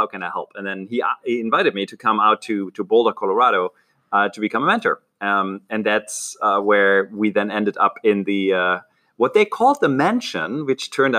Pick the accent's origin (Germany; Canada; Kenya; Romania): Germany; accent: German; moved away as an adult; also born or lived in Berlin, Germany / London, United Kingdom; now in Silicon Valley, United States; I'm Franco-German. Like, my great-great-grandparents were French. I grew up in Germany, married a Brit, so that ended my stay in Germany when I was 28 or so.